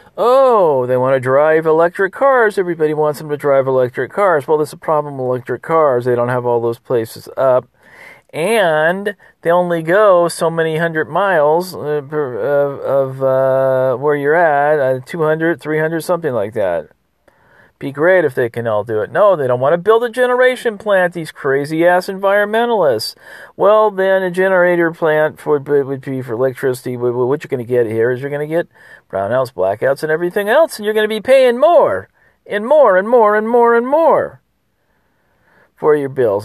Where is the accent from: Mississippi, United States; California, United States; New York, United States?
California, United States; moved away; I'm from California